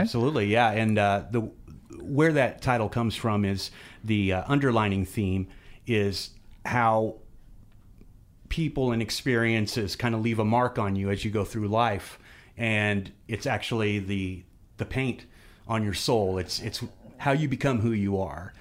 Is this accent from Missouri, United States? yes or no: yes; Fayette, Missouri, United States; also born or lived in Kansas City / Glasgow, Missouri / New Franklin; now in Jefferson City, United States; I grew up in Fayette. I went to, uh, I went to grade school in Glasgow